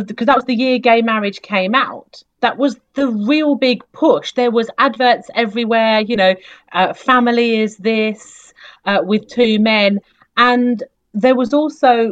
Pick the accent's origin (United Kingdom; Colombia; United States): United Kingdom; also born or lived in France; being so British